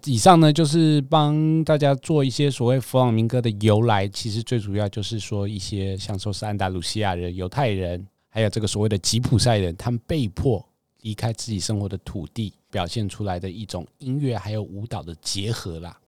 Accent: Taiwan; 我们台湾人

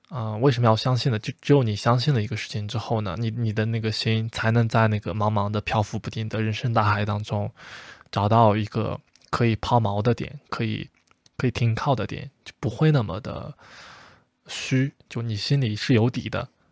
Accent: China; 像我们，像我们中国才会有这样的一个疑惑，到底去大城市还是小地方

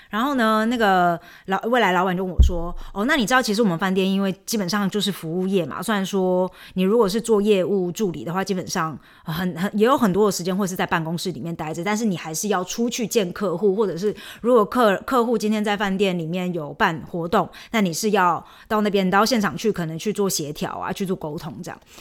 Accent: Chiayi, Taiwan; moved away as an adult; also born or lived in Taipei; now in Germany; 我嘉义人，哎，小时候成绩还不错，然后所以有，啊，顺利地考上嘉女，然后就是嘉义女中啦

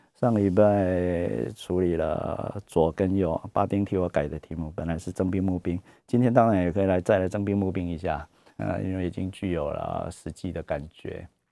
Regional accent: Taiwan; 这我们台湾人也用过很多次了

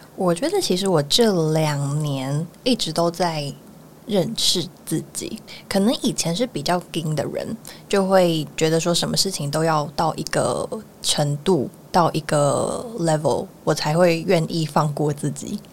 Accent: Miaoli County, Taiwan; moved away as an adult; now in Taipei, Taiwan; 我是苗栗人

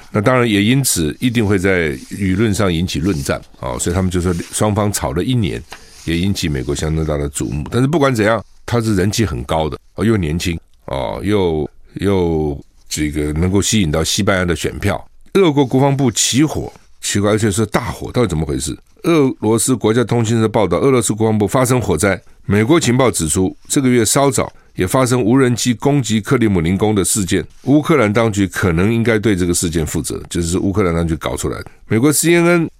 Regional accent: Taiwan; also born or lived in South Carolina; 我们台湾人

